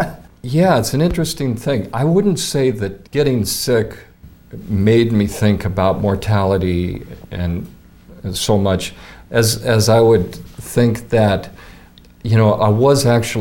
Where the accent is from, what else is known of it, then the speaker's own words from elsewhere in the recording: Seattle, Washington, United States; moved away as an adult; also born or lived in Fairfield, Iowa; now in Coralville, United States; I was born in Seattle. I was raised on the West Coast. And, of course, I came to Fairfield with everybody else in the late 70s.